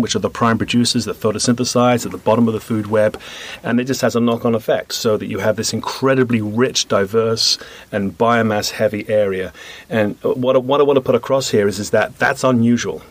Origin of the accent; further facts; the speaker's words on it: United Kingdom; moved away as an adult; also born or lived in Canada; now in United States; I come from Britain